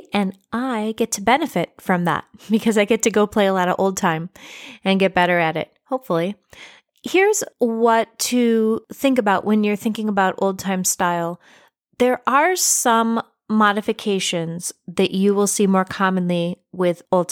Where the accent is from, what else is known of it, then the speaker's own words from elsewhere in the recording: Central New York, United States; now in Maryland, United States; I am from Central New York. I am a Yankee, as I have been called occasionally down here in Maryland